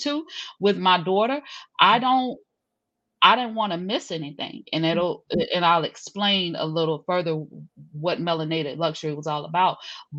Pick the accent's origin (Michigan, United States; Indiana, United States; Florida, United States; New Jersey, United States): Florida, United States; Jacksonville; born there; also born or lived in overseas; I'm from the south, sis. I'm straight from the south. So I'm originally from Jacksonville, Florida, on paper. So my father was in the military, though. So I grew up actually overseas, international, grew up in Dodd schools